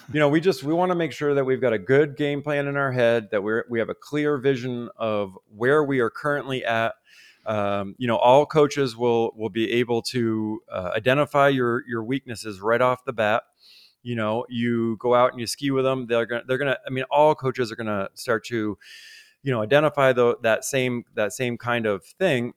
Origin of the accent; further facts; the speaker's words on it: Vermont, United States; Growing up in Vermont